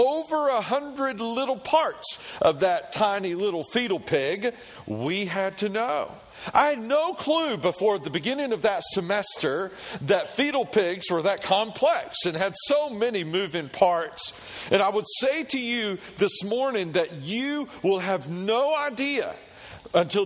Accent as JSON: {"language": "English", "region": "Tennessee", "country": "United States", "tie": "born or raised there", "said": "I grew up in Tennessee, and in Tennessee, all we did with pigs was feed them slop and eat them"}